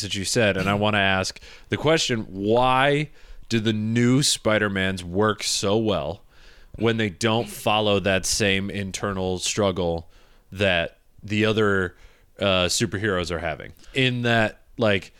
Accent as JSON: {"language": "English", "region": "Midwest", "country": "United States", "tie": "born or raised there", "moved": "yes", "lives_now": "New York, United States", "said": "growing up in the Midwest"}